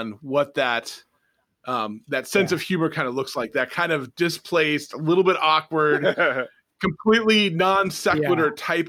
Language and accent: English; Lowell, Massachusetts, United States; also born or lived in Tyngsborough, Massachusetts; I grew up in Lowell and Tingsboro for most of my high school and college career, which is on the eastern half of Massachusetts